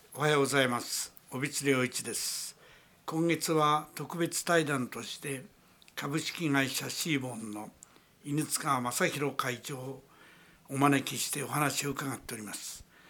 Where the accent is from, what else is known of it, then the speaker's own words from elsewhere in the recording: Kawagoe, Saitama, Japan; 私の場合あの川越の出身なもんですからね